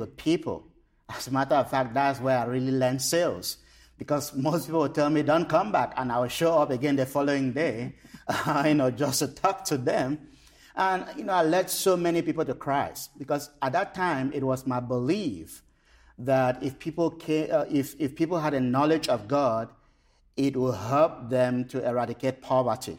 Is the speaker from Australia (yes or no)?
no; Cameroon; I was born and raised in Cameroon